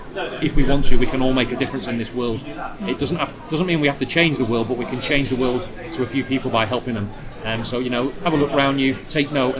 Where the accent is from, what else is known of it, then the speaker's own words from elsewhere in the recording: Blackpool, North West England, United Kingdom; my journey growing up in Blackpool to where I am today